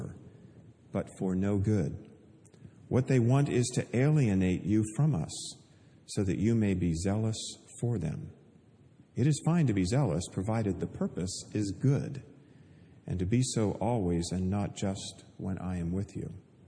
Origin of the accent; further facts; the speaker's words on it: Pennsylvania, United States; also born or lived in Oregon; I was born in Oregon, grew up in Pennsylvania